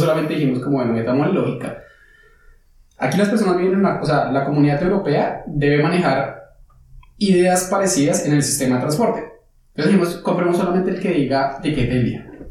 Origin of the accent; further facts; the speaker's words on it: Colombia; moved away as an adult; now in Frankfurt, Germany; nosotros como colombianos estamos acostumbrados